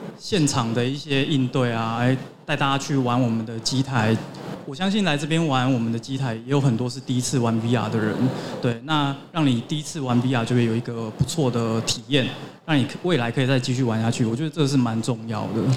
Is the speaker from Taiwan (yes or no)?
no; Hong Kong; moved away; also born or lived in United States; 我是香港来的